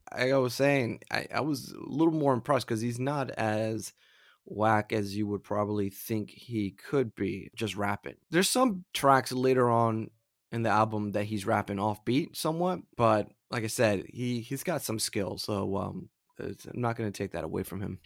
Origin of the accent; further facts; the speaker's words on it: Florida, United States; I'm from Florida